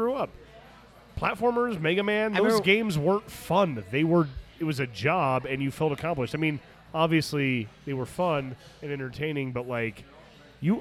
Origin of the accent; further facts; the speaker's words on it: Arizona, United States; moved away as an adult; also born or lived in Phoenix, Arizona; the Rodeo Chudesky fire burned my hometown nearly to the ground. And I moved to Phoenix